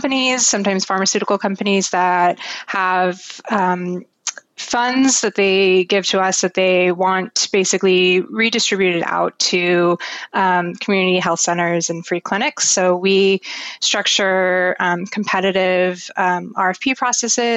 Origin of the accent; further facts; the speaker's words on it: Santa Barbara, California, United States; I grew up in Santa Barbara, where Direct Relief is headquartered